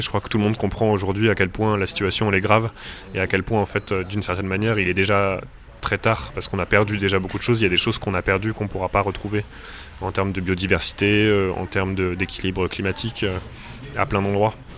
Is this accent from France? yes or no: yes; Marne, Grand Est, France; moved away as an adult; now in Paris, France; Moi j'ai grandi donc euh, dans la Marne, euh, à côté Pernets, dans un milieu du coup plutôt viticole et agricole.